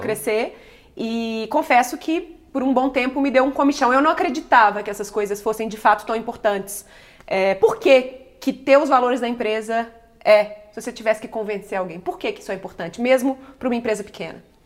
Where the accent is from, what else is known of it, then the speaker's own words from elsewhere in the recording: Belo Horizonte, Minas Gerais, Brazil; somos mineiros, eu e o Bruno, e a gente mora aqui. E pra gente, quem é de Belo Horizonte, quem é de BH